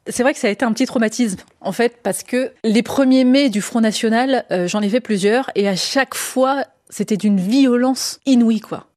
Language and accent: French; France; je, suis, je suis française